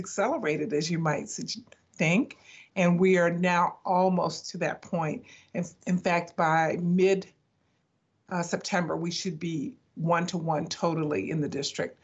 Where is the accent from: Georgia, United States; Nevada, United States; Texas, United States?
Georgia, United States; Savannah; moved away as an adult; I'm really excited to be back in my home state and in my home city